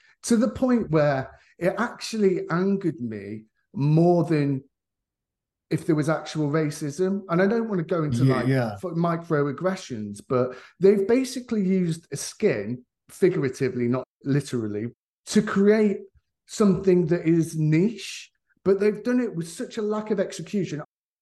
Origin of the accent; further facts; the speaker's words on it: Leicester, East Midlands, United Kingdom; my personal experience of growing up in Leicester